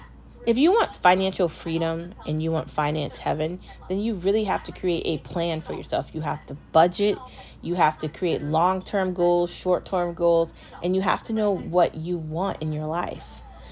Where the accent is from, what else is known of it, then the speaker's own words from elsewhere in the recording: United States; I was treated like I was a foreigner in a country where I'm an American